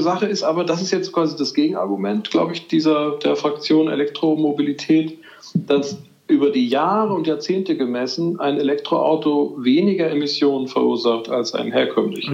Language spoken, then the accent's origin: German; Madrid, Community of Madrid, Spain; moved away; ich bin ja in Madrid groß geworden